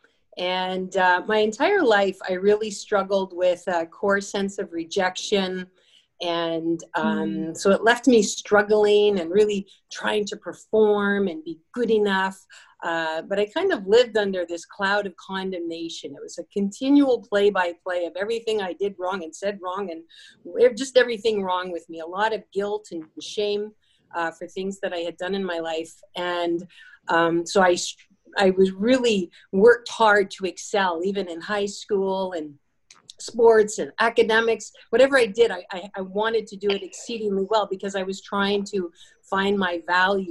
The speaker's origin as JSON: {"language": "English", "country": "Canada", "tie": "born or raised there", "said": "growing up in Canada"}